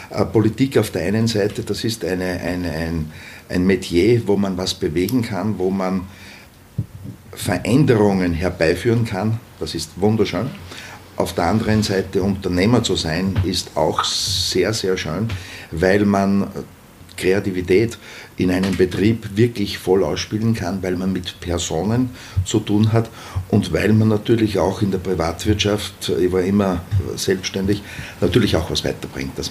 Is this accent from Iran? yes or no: no; Traun, Upper Austria, Austria; Naja, ich bin in Traun Vizebürgermeister und daher möchte ich auch in Traun dann Bürgermeister sein. Das ist meine Heimatgemeinde